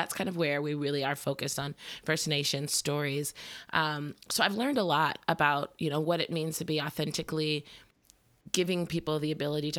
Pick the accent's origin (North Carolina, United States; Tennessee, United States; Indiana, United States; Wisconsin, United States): Indiana, United States; Indianapolis; Well, I'm originally from Indianapolis, and went to college in Florida